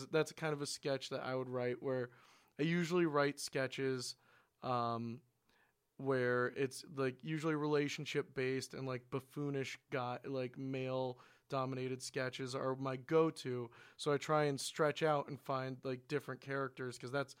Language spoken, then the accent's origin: English; Portland, Oregon, United States; I mean, I'm from Portland, Oregon. That's a reality.